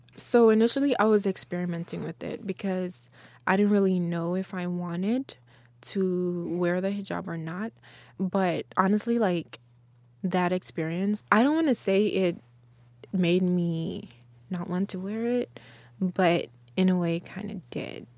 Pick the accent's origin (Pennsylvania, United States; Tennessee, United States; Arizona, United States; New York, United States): Tennessee, United States; Memphis; also born or lived in Guinea / Texas; now in Austin, United States; I grew up in Memphis in Tennessee